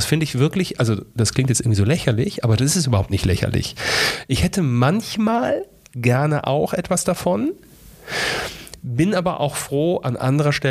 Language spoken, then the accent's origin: German; Königswinter, North Rhine-Westphalia, Germany; also born or lived in Neuwied / Fulda; ich bin geboren in Neuwied, aufgewachsen in Königswinter und habe dann lange Zeit in Fulda gelebt.